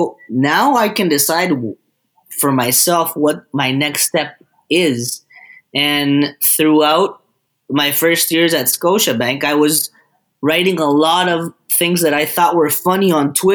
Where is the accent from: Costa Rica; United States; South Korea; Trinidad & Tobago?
Costa Rica; moved away; I am from Costa Rica